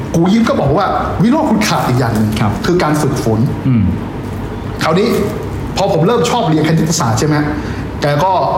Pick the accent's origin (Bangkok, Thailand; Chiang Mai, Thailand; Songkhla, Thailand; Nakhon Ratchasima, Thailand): Bangkok, Thailand; also born or lived in Trok Chan, Bangkok; ผมเกิดที่ตรอกจันแล้วก็ย้ายมาอยู่ที่บางคอแหลม